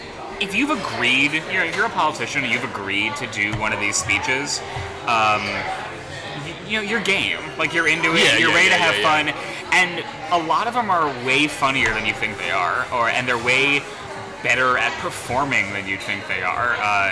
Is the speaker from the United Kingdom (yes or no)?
no; Houston, Texas, United States; also born or lived in New Jersey / Singapore; now in New York, United States; So I moved around a lot as a kid, but I was born in New Jersey. I lived in New Jersey a couple times. I lived in Houston 3 times. I lived in Singapore in middle school.